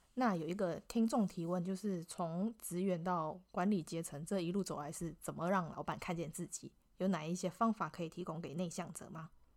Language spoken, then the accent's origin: Chinese; Malaysia; now in Taiwan; 我是马来西亚人